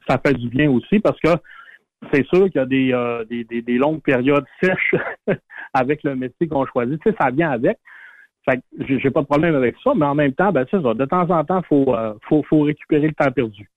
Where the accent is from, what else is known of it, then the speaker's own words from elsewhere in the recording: Saguenay, Quebec, Canada; moved away; Ma famille, moi, sont toutes au Saguenay, ma mère habite la maison de mon enfance encore